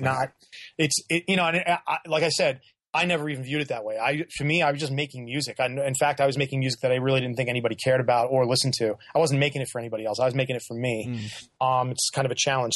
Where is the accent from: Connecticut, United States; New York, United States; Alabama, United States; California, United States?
New York, United States; I grew up in New York, so I've seen I've been to … shows in New York.